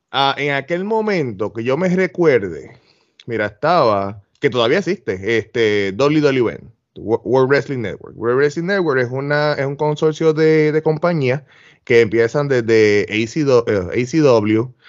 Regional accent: Puerto Rico; now in Florida, United States; pues yo voy a traer un poquito de las, de las ideas que yo vengo de Puerto Rico, pero las voy a aplicar a lo que es el old school

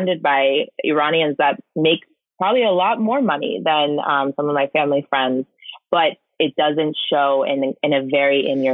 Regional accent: Orange County, California, United States; now in East Coast, United States; the community that I grew up with in Orange County

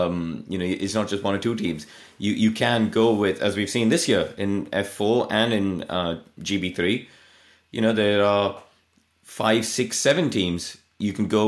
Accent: India; look, I came from India and I went and stood in the paddock in Pembrey and hugged the tea urn because my hands were too cold to drive the car.

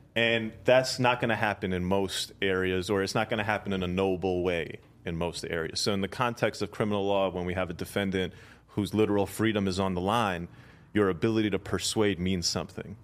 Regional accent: India; I'm from India

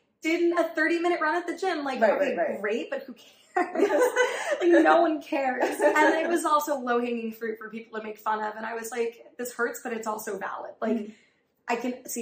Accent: New York City, New York, United States; also born or lived in Riverdale, Bronx; I grew up on the Upper East Side. My family moved to Riverdale when I was in high school

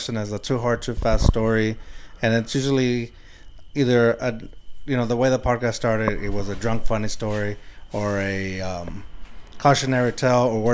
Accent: San Antonio, Texas, United States; I'm from the West Side. I live in the West Side at Puro Pinche West

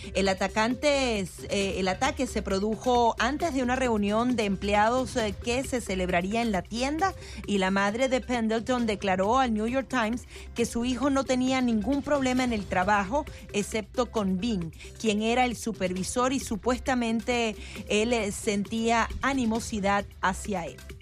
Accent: Venezuela; now in United States; Yo como venezolana he visto cómo los exiliados eh, nos dividimos

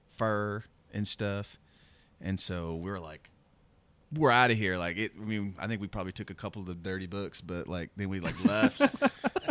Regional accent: Broken Arrow, Oklahoma, United States; also born or lived in Tulsa, Oklahoma; I grew up, we moved from East Tulsa to Broken Arrow

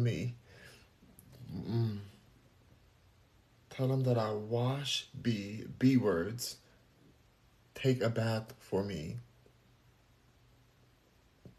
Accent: United States; I am American

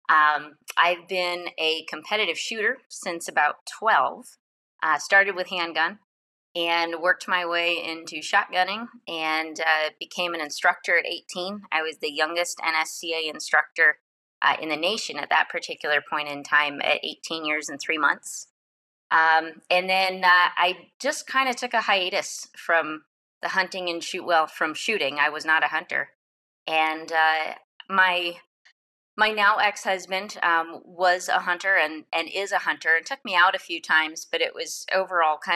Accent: Michigan, United States; I grew up in Michigan.

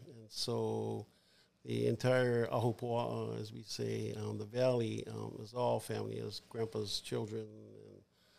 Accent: Kaneohe, Hawaii, United States; now in Kauai, United States; Originally. Yeah. From Kaneohe.

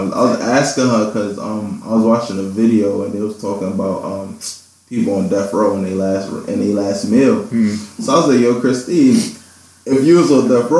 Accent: New York City, New York, United States; now in Buffalo, United States; So I'm from Brooklyn, New York. My family is Liberian. I was born and raised in Brooklyn, though.

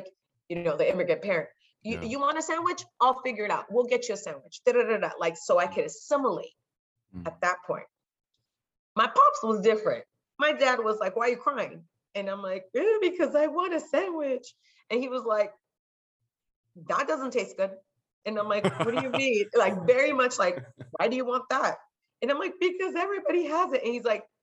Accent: California, United States; first language Spanish; English is a second language; I'm born in the United States, I'm born in California. My first language is Spanish

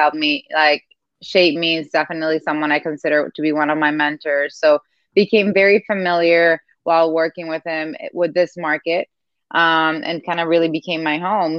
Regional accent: Dominican Republic; moved away; I grew up in Dominican Republic. Part of my family is Cuban

